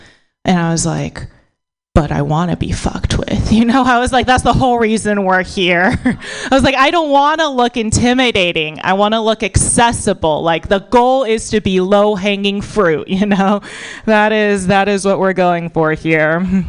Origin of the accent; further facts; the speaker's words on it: United States; born there; So my parents are, so I was born in America, but my parents are immigrants. So my parents are Buddhist Chinese immigrants